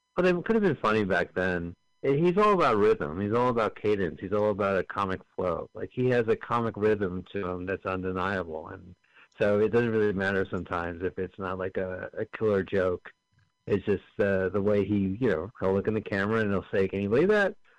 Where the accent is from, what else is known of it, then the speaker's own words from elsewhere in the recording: Montclair, New Jersey, United States; We're from Montclair, New Jersey, both of us